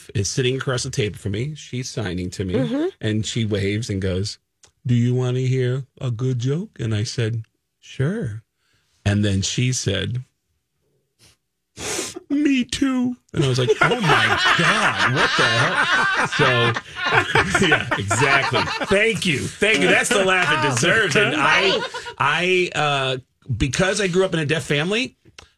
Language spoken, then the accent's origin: English; New York, United States; moved away; my friends that I grew up with in New York